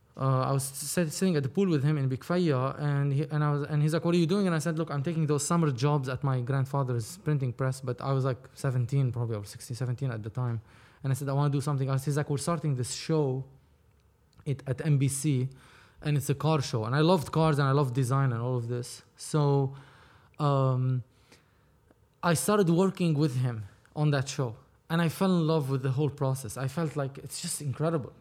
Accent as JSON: {"language": "English", "country": "Lebanon", "tie": "born or raised there", "moved": "as an adult", "lives_now": "Los Angeles, United States", "said": "I was born and raised in Lebanon"}